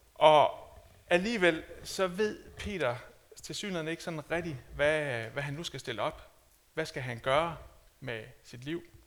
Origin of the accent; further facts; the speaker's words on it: Denmark; som dansker